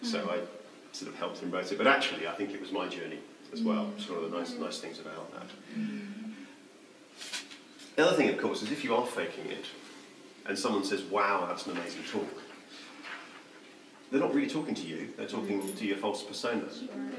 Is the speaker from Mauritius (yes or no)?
yes; Mauritius; The primary reason for going was I grew up in Mauritius.